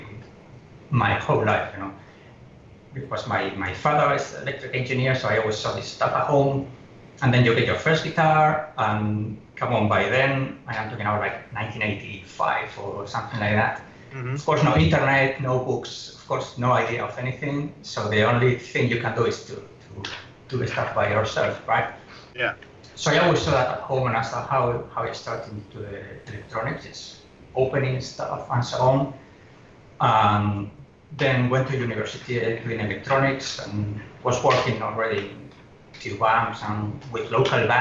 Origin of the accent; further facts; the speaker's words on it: Oviedo, Asturias, Spain; moved away as an adult; also born or lived in Germany / England; now in Hong Kong; it's a small city in the north called Oviedo. You know, like Atlantic side. It's not one of famous cities. Just a tiny, well, tiny for the, 200,000 people living there. And I had my whole life there